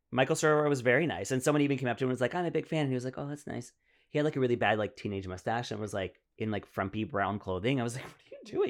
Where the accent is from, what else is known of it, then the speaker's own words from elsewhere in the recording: Ottawa, Ontario, Canada; moved away; I grew up in Ottawa, so I went to, like, a completely French school.